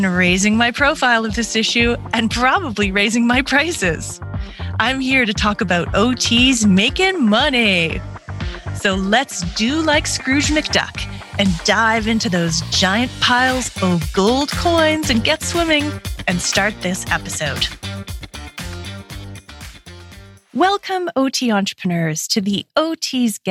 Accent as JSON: {"language": "English", "country": "Canada", "also_born_or_lived": "Calgary, Alberta", "said": "I'm Canadian"}